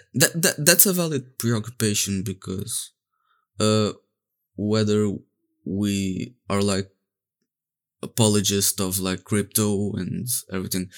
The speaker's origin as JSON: {"language": "English", "country": "Portugal", "said": "I'm from Portugal."}